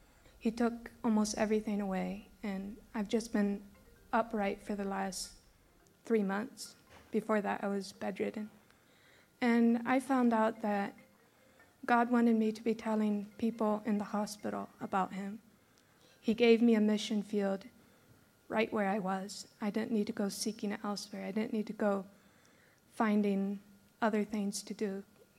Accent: Brazil; I grew up in Brazil, and I longed to, like my parents, be a missionary.

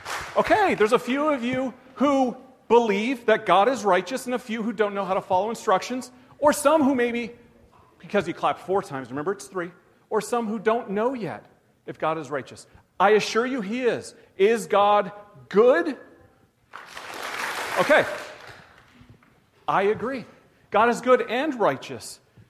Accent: Canada; also born or lived in United States; I'm Canadian and American. I guess that's dual.

